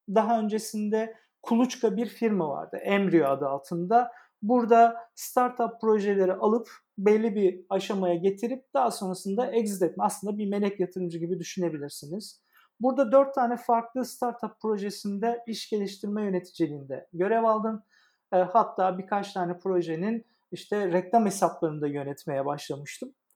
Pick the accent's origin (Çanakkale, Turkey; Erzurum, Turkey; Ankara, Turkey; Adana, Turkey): Adana, Turkey; moved away as an adult; now in Istanbul, Turkey; Adana'da doğup büyüdüm e, liseye kadar